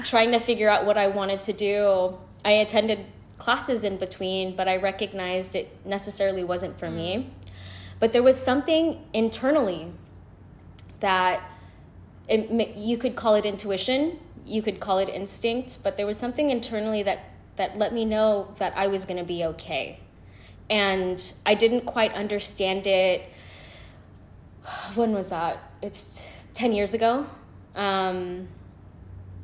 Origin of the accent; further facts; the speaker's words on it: San Francisco, California, United States; I was born and raised in San Francisco. I still currently reside in San Francisco